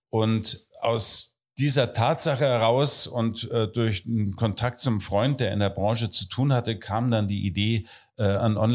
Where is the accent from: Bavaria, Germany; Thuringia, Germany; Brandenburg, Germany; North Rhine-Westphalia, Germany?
Bavaria, Germany; Oberammergau; now in Berlin, Germany; kleinen Dorf in den Bergen, auch wenn man das jetzt nicht mehr hört. Oberbayern, Oberammergau.